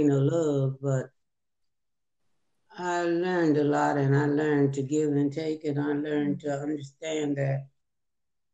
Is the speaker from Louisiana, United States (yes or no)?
no; San Fernando Valley and Compton, California, United States; I grew up in San Fernando Valley, California, part of the way, and then in Compton, California.